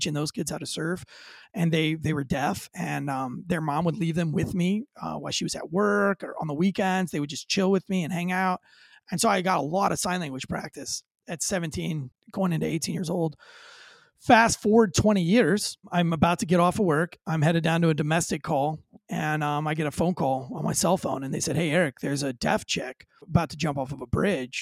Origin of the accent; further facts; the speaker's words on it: Florida, United States; moved away; I grew up near the Florida School for the Deaf and Blind